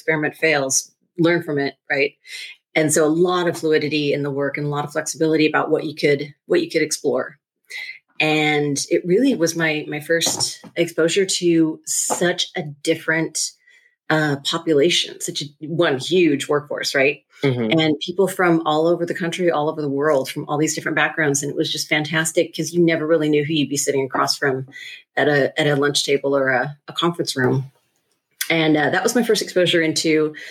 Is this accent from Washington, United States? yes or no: yes; just outside of Seattle, Washington, United States; I actually grew up in a very middle-class, lower middle-class neighborhood here in Washington, just outside of Seattle